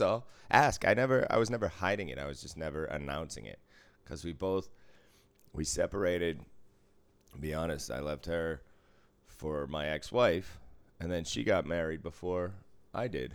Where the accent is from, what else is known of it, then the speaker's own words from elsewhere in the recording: Boston, Massachusetts, United States; moved away; I grew up in Boston driving